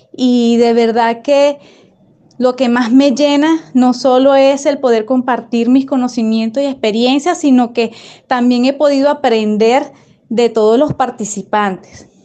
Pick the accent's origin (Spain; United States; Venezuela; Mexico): Venezuela; soy venezolana, Vivo en Venezuela